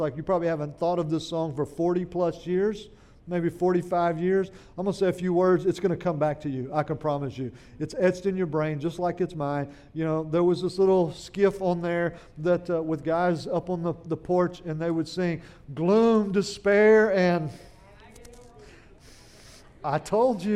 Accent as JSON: {"language": "English", "region": "central Oklahoma", "country": "United States", "tie": "born or raised there", "moved": "as an adult", "lives_now": "Louisiana, United States", "said": "I didn't make it to Louisiana till I was 18 years old, back in 1981. And I grew up in Oklahoma, and up in little towns in central Oklahoma"}